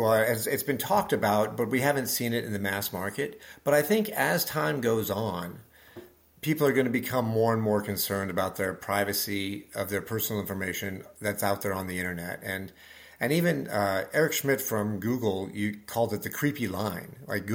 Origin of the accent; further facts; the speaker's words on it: Nebraska, United States; I grew up in Nebraska.